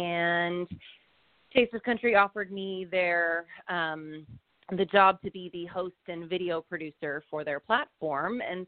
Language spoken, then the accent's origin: English; Cape Cod, Massachusetts, United States; moved away as an adult; now in Nashville, United States; but I am originally from Cape Cod, Massachusetts, and I moved to Nashville in 2008 to go to Belmont University.